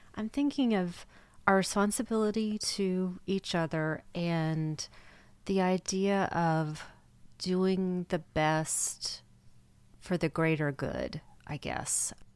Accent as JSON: {"language": "English", "country": "United States", "said": "as an American"}